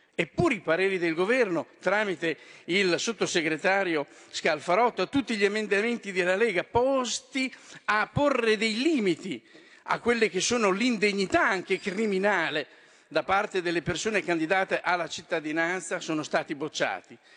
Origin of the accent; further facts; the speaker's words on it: Romagna Riviera, Emilia-Romagna, Italy; della Riviera Romagnola, della mia terra